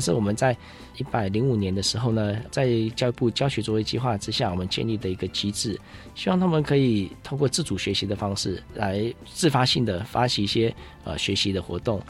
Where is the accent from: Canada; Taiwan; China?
Taiwan; Taipei; 我小时候爸爸妈妈都时常带我到植物园 还有科学教育馆这边来看一些科普的东西，嗯。啊，接触，呃，接触一些自然的东西，有些在台北很难接触到的